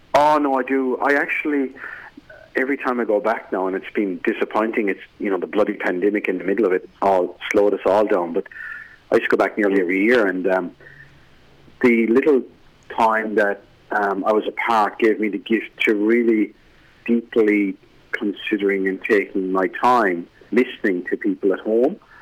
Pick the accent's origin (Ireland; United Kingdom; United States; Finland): Ireland; accent: Irish; moved away as an adult; now in Newcastle, Australia; I've just been home to Ireland to visit my parents